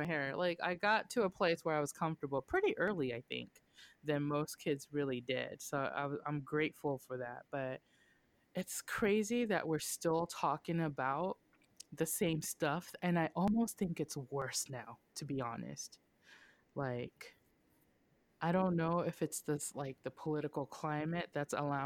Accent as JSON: {"language": "English", "region": "Okinawa", "country": "Japan", "tie": "born or raised there", "moved": "yes", "lives_now": "United States", "said": "I was born and raised in Oki"}